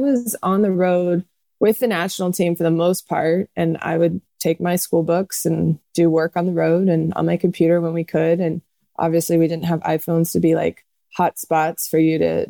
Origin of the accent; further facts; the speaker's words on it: Texas, United States; growing up in Texas